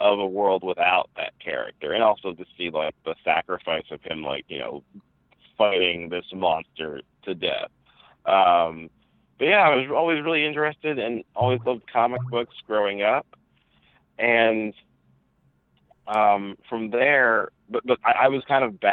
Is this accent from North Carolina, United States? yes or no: no; New Jersey, United States; I'm born and raised in New Jersey to two parents who are from Ghana, West Africa.